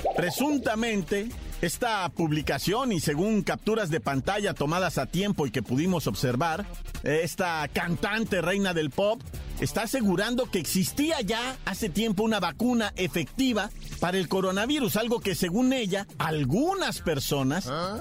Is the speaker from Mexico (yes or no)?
yes; Mexico; Somos mexicanos